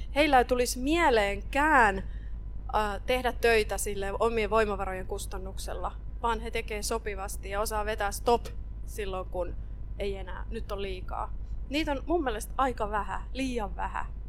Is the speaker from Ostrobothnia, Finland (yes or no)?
yes; Ostrobothnia, Finland; Mä oon Pohjanmaalta kotosi